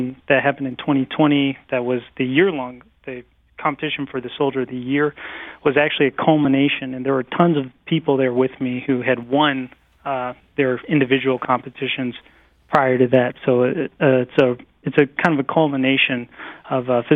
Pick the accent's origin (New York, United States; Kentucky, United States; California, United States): Kentucky, United States; Fort Knox area; I grew up around the Fort Knox area